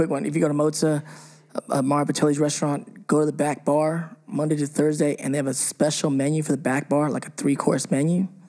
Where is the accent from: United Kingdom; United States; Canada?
United Kingdom; England; Where are you from? I'm from, like, this part of England.